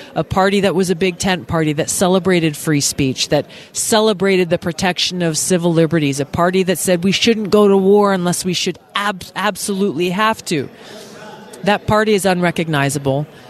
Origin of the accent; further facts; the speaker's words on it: Hawaii, United States; my home state of Hawaii